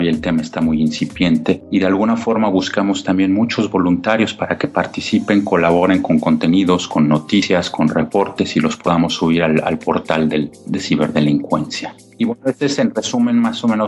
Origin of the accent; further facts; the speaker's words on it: Mexico City, Mexico; yo soy de, yo soy mexicano, yo soy de la Ciudad de México